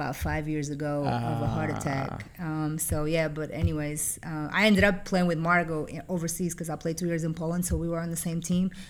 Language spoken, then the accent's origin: English; Figueira da Foz, Coimbra District, Portugal; English is a second language; moved away as an adult; also born or lived in Virginia, United States / New York, United States; now in United States; coming from Portugal, I'm now an American citizen.